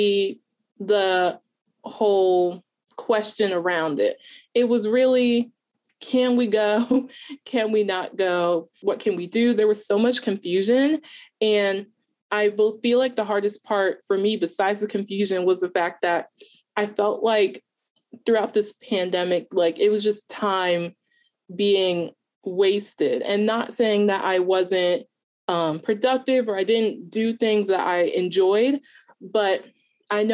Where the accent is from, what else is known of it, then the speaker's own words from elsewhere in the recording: Delaware, United States; I am a freshman college student, going to be a sophomore in the fall, and I am from Delaware